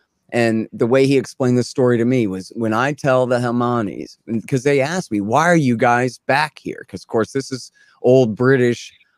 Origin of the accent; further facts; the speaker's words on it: Texas, United States; I'm an American, but I'm from Texas